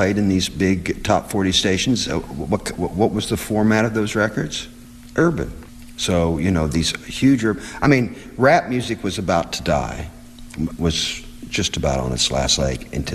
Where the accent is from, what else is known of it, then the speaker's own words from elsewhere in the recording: Seymour, Indiana, United States; I enjoyed growing up in Seymour, Indiana